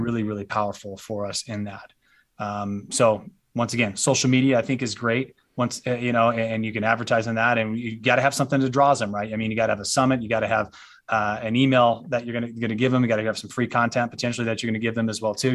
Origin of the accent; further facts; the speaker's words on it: United States; we as a culture, as an American culture